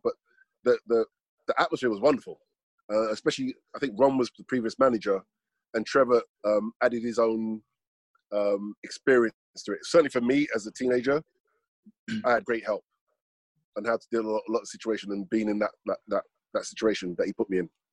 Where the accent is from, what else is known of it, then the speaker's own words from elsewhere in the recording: London, United Kingdom; moved away; I was from London